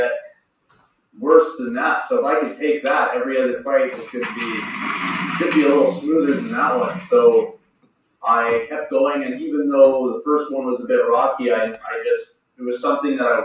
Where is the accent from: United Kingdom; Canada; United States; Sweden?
Canada; Bonnyville, Alberta; now in Edmonton, Canada; I grew up in Bonnyville, Alberta